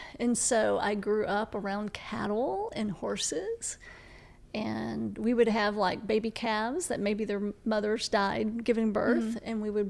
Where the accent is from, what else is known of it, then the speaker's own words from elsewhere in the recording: Texas, United States; Way the for Texas.